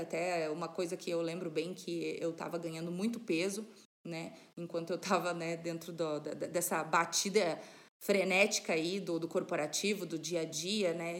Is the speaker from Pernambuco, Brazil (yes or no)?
no; Serra Catarinense, Santa Catarina, Brazil; moved away as an adult; now in Paraná, Brazil; eu de nascimento sou catarinense, sou da, da Serra Catarinense, né? Estou morando aqui no interior do Paraná já fazem 10 anos